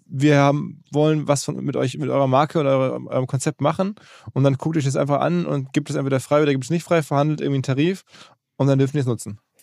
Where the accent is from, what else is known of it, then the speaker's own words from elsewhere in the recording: Essen, North Rhine-Westphalia, Germany; in Essen, meine Heimatstadt